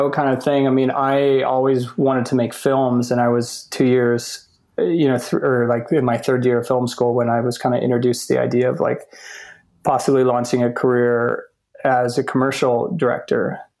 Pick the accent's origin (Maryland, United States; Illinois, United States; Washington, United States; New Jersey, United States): Washington, United States; rural Washington State, United States; moved away as an adult; also born or lived in Utah / Dominican Republic; I moved to Utah for college. I'm a Washington boy. I grew up in Washington State, rural Washington.